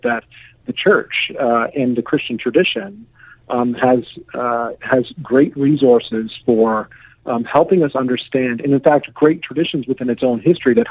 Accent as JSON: {"language": "English", "country": "Canada", "said": "as a Canadian"}